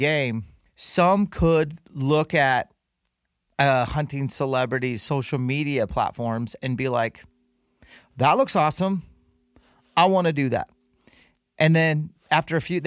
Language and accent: English; Utah, United States; in Utah, my home state